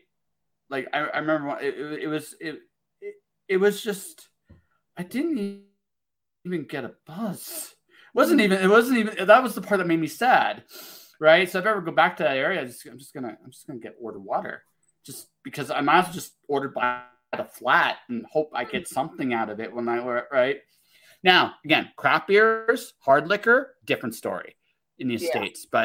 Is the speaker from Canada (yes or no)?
yes; Canada; I'm Canadian